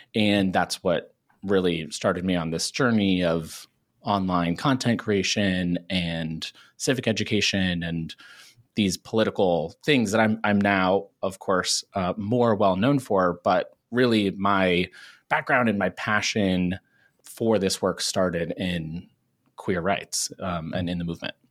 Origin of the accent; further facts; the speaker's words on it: small town outside of Cincinnati, Ohio, United States; moved away as an adult; now in New York City, United States; I'm originally from Ohio, pretty small town outside of Cincinnati